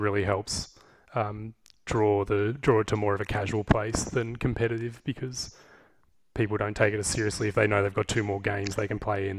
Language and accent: English; Geelong, Victoria, Australia; I grew up in Geelong. I've been here most of my life.